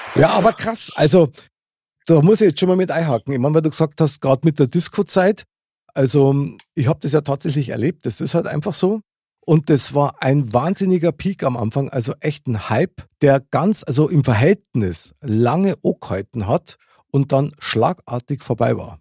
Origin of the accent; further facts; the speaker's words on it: Munich, Bavaria, Germany; Ich bin ja in München geboren und aufgewachsen.